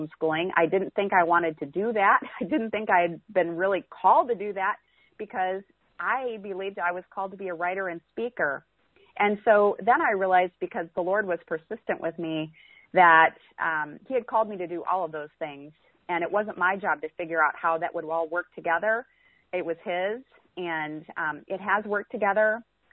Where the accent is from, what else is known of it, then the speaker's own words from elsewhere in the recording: South Dakota, United States; moved away as an adult; now in Missouri, United States; So I am originally from South Dakota. I am from the cold northern state of South Dakota, where it seems like perpetual winter.